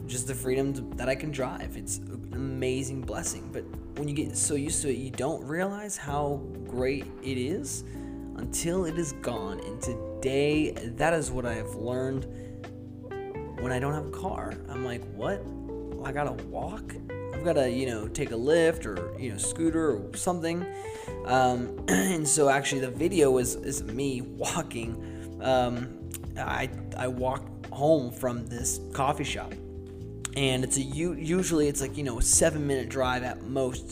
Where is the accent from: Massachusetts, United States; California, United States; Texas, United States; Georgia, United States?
Massachusetts, United States; Boston; moved away as an adult; also born or lived in Seattle; growing up in Boston, I actually never learned how to drive because I didn't need to.